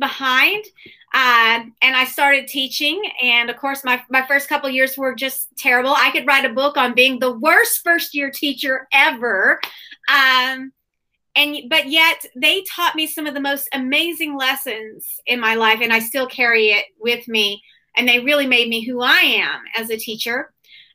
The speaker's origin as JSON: {"language": "English", "town": "Broken Bow", "region": "Oklahoma", "country": "United States", "tie": "born or raised there", "said": "I grew up in Broken Bow, Oklahoma"}